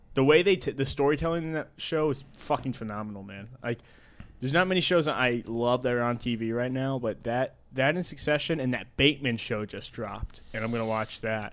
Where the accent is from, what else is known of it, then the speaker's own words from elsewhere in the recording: Ohio, United States; I'm from Ohio